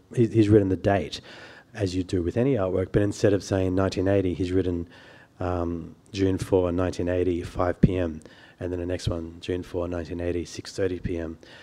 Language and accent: English; Sydney, New South Wales, Australia; I grew up on the North Shore, the lower North Shore of Sydney